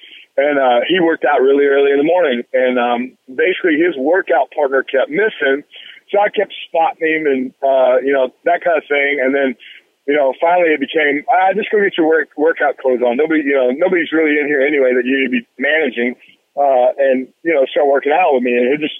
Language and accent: English; Memphis, Tennessee, United States; growing up in Memphis